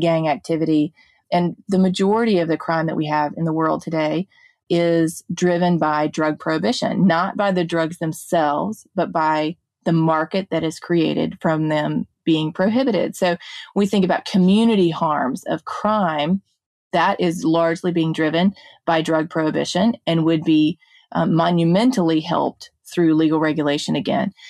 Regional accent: Jackson, Mississippi, United States; I grew up in West Jackson here in Mississippi in a more comparatively higher crime area.

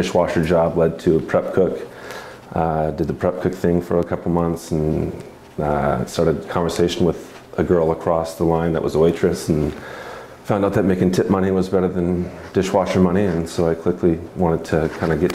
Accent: Benicia, California, United States; moved away as an adult; also born or lived in Arizona; now in Oregon, United States; I grew up in the Bay Area in a town called Benicia, California, not too far from Napa

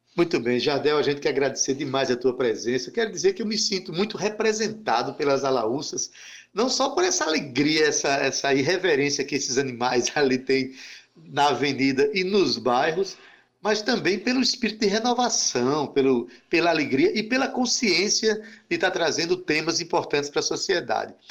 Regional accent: Itabaiana, Paraíba, Brazil; now in João Pessoa, Brazil; eu venho de Itabaiana, a minha cidade é Itabaiana

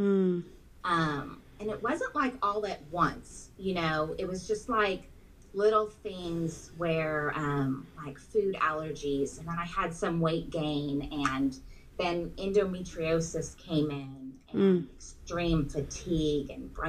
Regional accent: Southern California, United States; moved away as an adult; now in Texas, United States; We're originally from Southern California

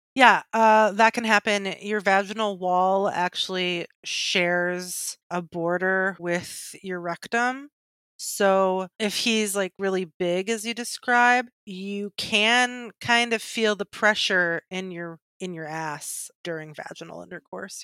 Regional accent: Michigan, United States; I'm from Michigan and like car capital

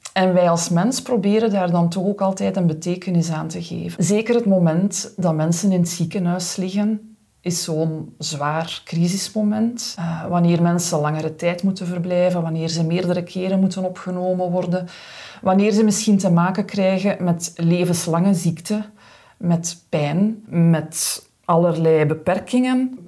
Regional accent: Aalst, Flanders, Belgium; ik in mijn thuisstad Aalst kunnen beginnen werken

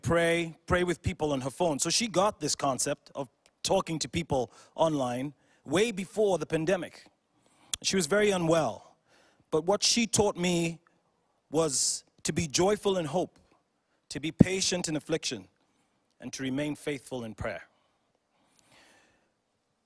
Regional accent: Uganda; I'm from Uganda in East Africa

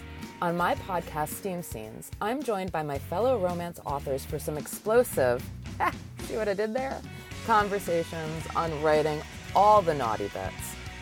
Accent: New England, United States; I grew up in New England

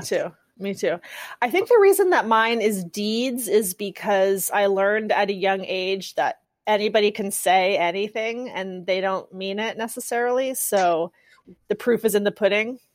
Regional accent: California, United States; I grew up in California public schools

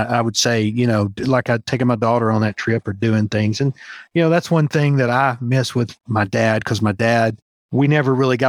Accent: Alaska, United States; born there; But, you know, I was born in Alaska. My dad was in the Army at the time

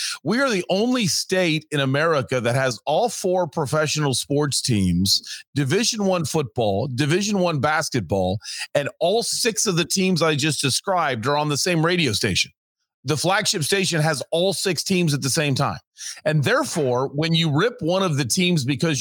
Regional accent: Ohio, United States; moved away as an adult; also born or lived in Huntsville, Alabama; now in Phoenix, United States; I say Ohio

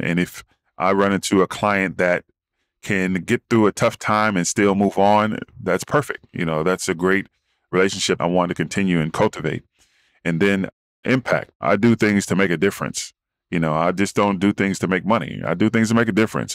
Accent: Dayton, Ohio, United States; moved away as an adult; also born or lived in Arizona; now in California, United States; I'm from Midwest town of Dayton, Ohio, and came out west to play football for Arizona State

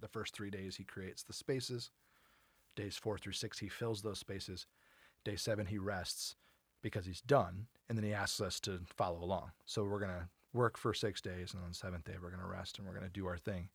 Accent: United States; we're American

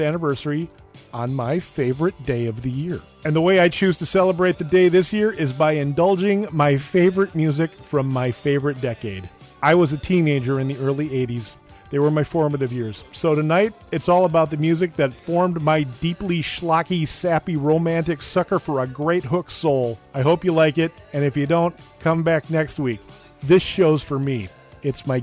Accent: Edina, Minnesota, United States; I grew up in Edina, Minnesota

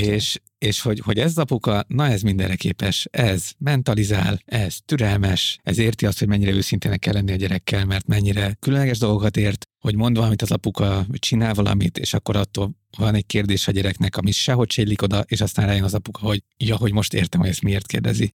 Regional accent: Budapest, Hungary; én Budapesten nőttem fel a városban

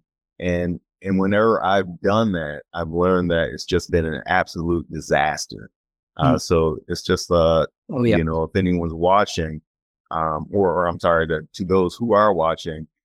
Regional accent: Chicago, Illinois, United States; I grew up in the Chicagoland area

